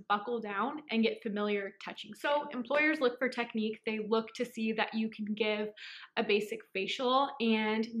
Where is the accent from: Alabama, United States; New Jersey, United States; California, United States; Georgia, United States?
California, United States; San Francisco; I'm from San Francisco, California